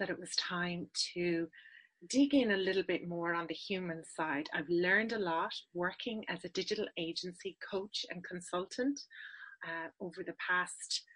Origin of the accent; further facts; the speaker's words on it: west of Ireland, Ireland; accent: Irish; moved away as an adult; also born or lived in Dublin / United Kingdom / Sydney, Australia / New Zealand; This is an Irish accent. I'm based in Ireland, but I work with agencies all around the world. I help them with their business challenges that stop them being successful. I was born in Dublin, but raised in the west of Ireland